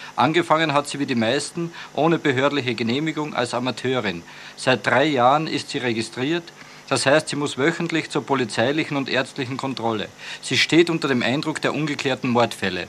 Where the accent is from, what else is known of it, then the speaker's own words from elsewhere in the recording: Carinthia, Austria; Ich bin ja in Kärnten aufgewachsen